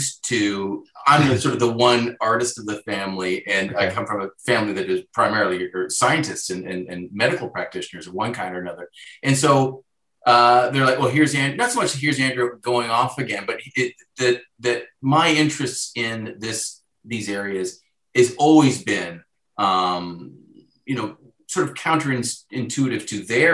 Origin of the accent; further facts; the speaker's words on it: Southern Ontario, Canada; now in Toronto, Canada; born and raised in Southern Ontario in a small town